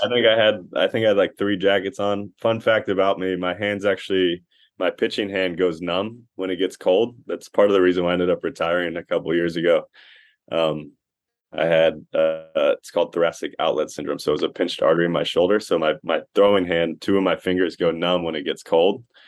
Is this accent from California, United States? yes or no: yes; Costa Mesa, California, United States; I played baseball at Costa Mesa